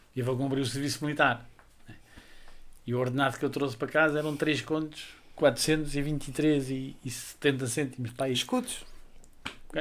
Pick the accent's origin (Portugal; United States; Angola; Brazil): Portugal; Covilhã, Centro; now in Lisbon, Portugal; nós vinhamos da Covilhã, portanto tínhamos que vir e emigrar